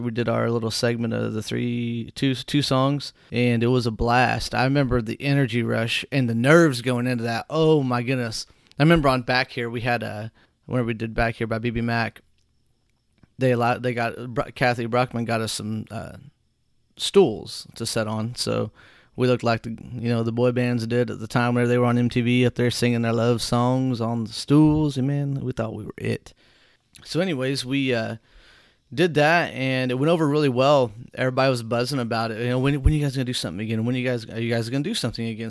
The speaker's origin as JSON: {"language": "English", "town": "Whitehall", "country": "United States", "tie": "born or raised there", "said": "Whitehall, my hometown"}